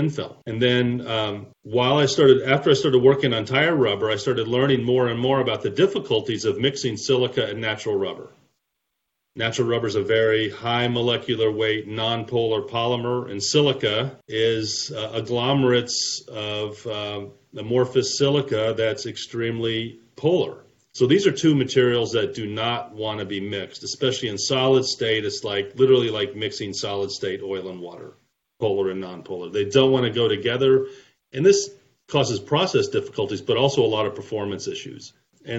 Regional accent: St. Louis, Missouri, United States; moved away as an adult; also born or lived in Houston, Texas; now in Atlanta, United States; originally from St. Louis area, born and raised

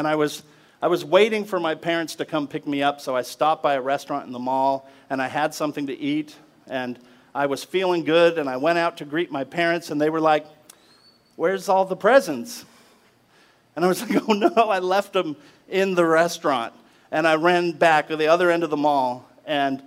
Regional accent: Alaska, United States; When I was 10 years old, growing up in Alaska

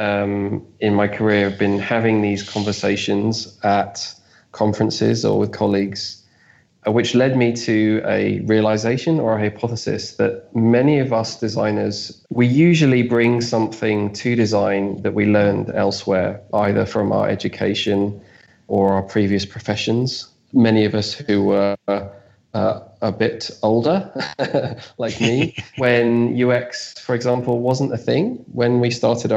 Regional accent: London, United Kingdom; I'm from South London in the UK

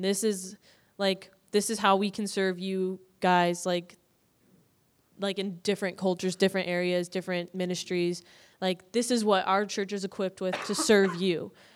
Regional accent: Dyer, Indiana, United States; moved away; I grew up in, um, Dyer, Indiana, so I'm from, like, Northwest Indiana, like, like two blocks away from Illinois

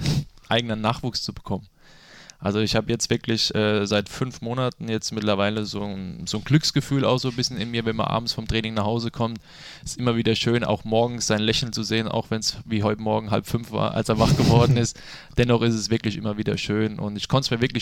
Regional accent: Bad Dürkheim, Rhineland-Palatinate, Germany; born or raised there

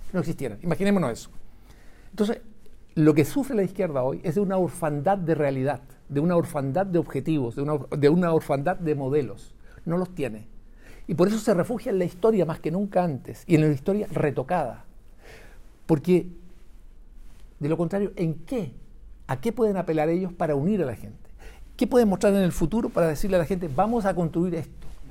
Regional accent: Chile; como chilenos

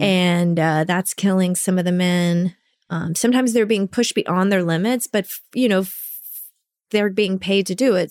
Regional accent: Little Rock, Arkansas, United States; moved away as an adult; also born or lived in Rockaway Beach, New York; I'm from Arkansas

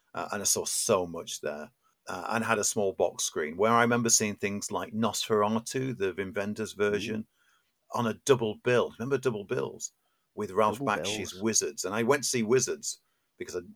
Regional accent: Sheffield, Yorkshire and the Humber, United Kingdom; I grew up in Sheffield

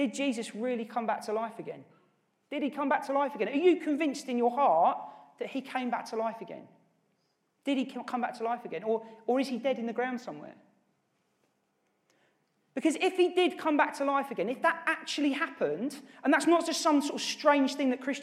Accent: Norwich, East of England, United Kingdom; who actually I grew up with in Norwich

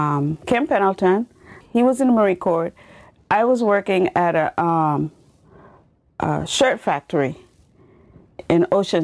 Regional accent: Roatán, Bay Islands, Honduras; moved away; also born or lived in Tela, Honduras; I'm from Honduras. I was born in Tela, and then I was raised in Rotan, mm-hmm. which is the island of Rotan.

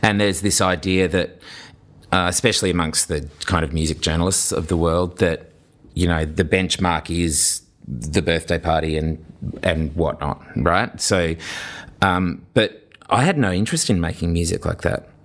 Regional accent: Brisbane, Queensland, Australia; I lived in Toowoong, I grew up in Toowoong

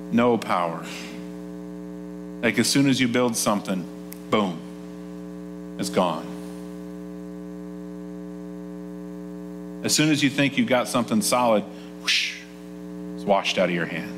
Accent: Nappanee, Indiana, United States; I grew up in a town called Napanee, Indiana, in Elkhart County, Indiana

